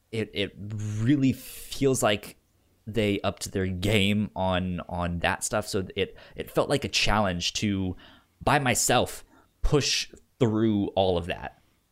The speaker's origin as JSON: {"language": "English", "region": "Virginia", "country": "United States", "tie": "born or raised there", "said": "since I grew up in Northern Virginia, I was DC all the time."}